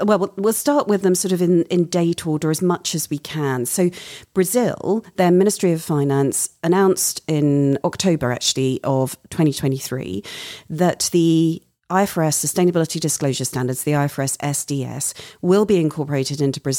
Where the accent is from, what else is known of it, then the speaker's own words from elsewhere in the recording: United Kingdom; moved away; My home country of the UK.